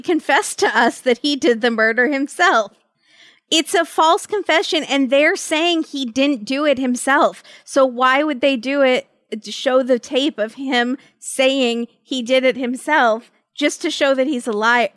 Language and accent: English; Virginia, United States; I grew up in Virginia